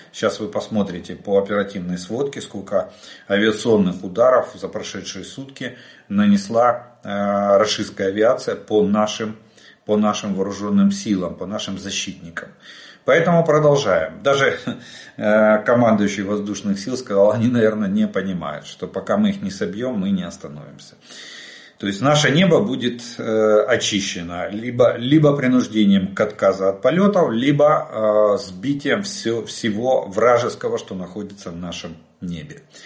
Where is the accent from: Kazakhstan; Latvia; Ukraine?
Ukraine; мы из Украины